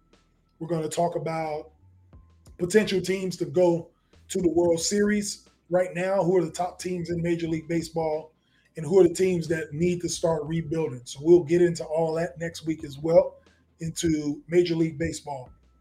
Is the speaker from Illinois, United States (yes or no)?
yes; Chicago, Illinois, United States; So I'm from Chicago, if you didn't notice, in the background.